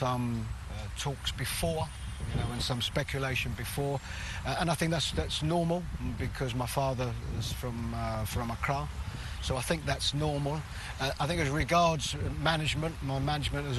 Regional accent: London, United Kingdom; I was born and brought up in London, England

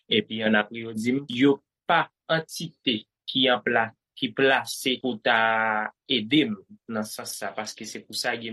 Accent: Cité Soleil, Ouest, Haiti; moved away as an adult; now in Chile; Mwen fet Site Soleil, mwen leve wap Jeremy ki se sou pomine Site Soleil.

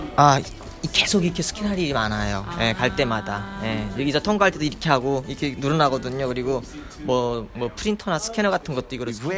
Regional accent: North Korea; now in Virginia, United States; 내가 북한에서 왔다는

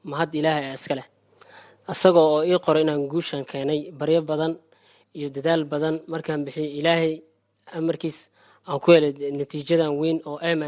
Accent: Mogadishu, Banaadir, Somalia; moved away; iskuulkan ka hore waxaan ka imaaday muqdisho soomaaliya ka imaaday marka soomaali waxaan ka imaaday two o oh nine

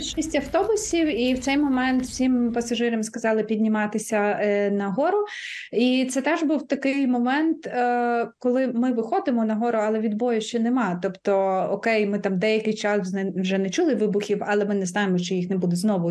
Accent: Mykolaiv, Mykolaiv Oblast, Ukraine; Миколаїв моє рідне місто

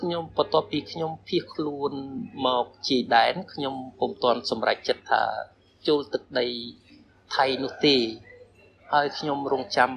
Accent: Cambodia; born or raised there; moved away as an adult; now in Thailand

